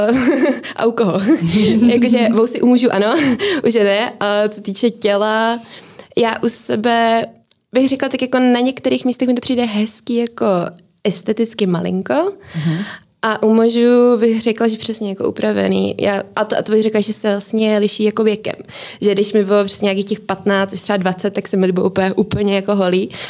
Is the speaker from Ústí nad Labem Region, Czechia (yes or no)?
no; Prague, Czechia; je mi 28 let, jsem rodila Pražečka